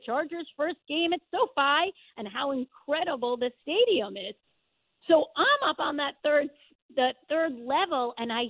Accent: Congers, New York, United States; I actually grew up, you might not know, in Congers. I did not grow up in New City. I went to school at North, but I grew up in Congers.

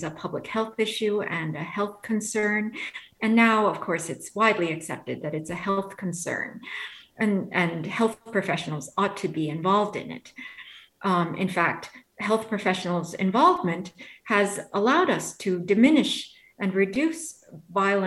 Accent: New York City, New York, United States; I grew up in New York City during the time when it was rather violent

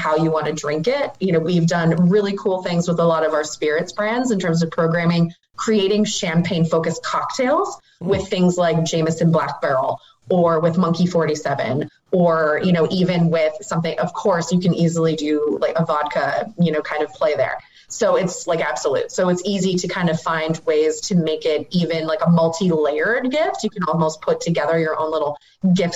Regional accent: Northeast Ohio, United States; moved away; also born or lived in Tampa, Florida; growing up in Northeast Ohio

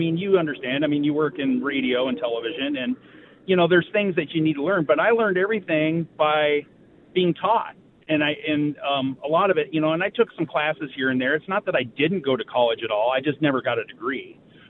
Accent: Washington, United States; moved away as an adult; also born or lived in Vancouver, Washington / Michigan; now in Traverse City, United States; the reason I moved to Michigan, I'm originally from Washington State. I moved out here to be with her

